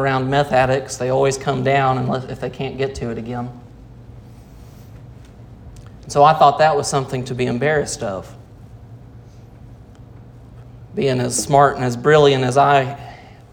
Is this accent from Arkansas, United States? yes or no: yes; Rogers, Arkansas, United States; I was born in Rogers, Arkansas